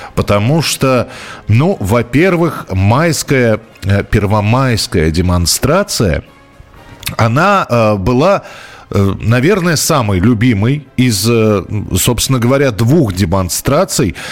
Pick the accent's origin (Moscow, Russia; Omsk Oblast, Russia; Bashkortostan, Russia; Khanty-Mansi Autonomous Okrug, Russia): Moscow, Russia; я, например, вырос в Тимирязевском районе